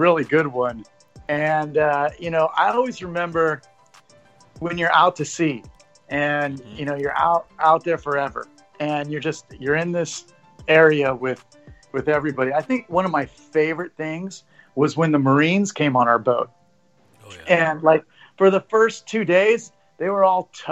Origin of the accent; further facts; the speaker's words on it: Rio Vista, California, United States; I grew up in a very small town up near Sacramento